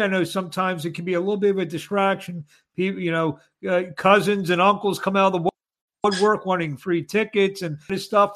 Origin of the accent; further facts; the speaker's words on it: Philadelphia, Pennsylvania, United States; I'm from Philly